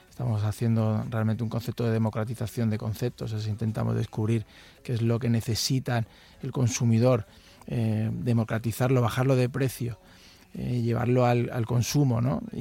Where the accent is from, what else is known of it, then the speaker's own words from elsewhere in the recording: Madrid, Community of Madrid, Spain; Efectivamente, nosotros venimos de Madrid y nosotros le vendimos una empresa que hizo mi abuelo